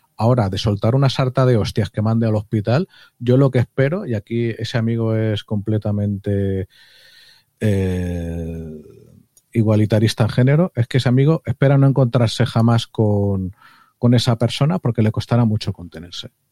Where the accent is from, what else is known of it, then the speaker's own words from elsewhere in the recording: Madrid, Community of Madrid, Spain; los madrileños somos